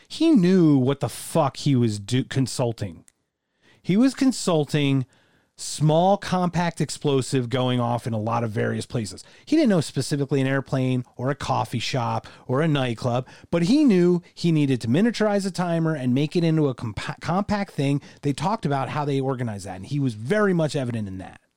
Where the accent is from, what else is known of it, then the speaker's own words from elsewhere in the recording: United States; as an American